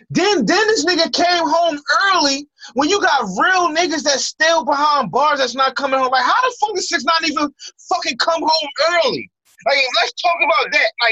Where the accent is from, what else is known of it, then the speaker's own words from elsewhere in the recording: United States; I'm not even from New York. You know what I'm saying? I'm from Philly, East Baltimore. What up? You know what I mean? That's where I reside.